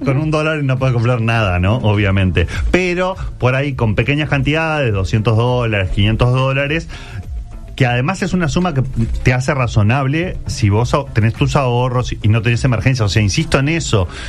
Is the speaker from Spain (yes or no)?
no; Uruguay; no somos tantos los uruguayos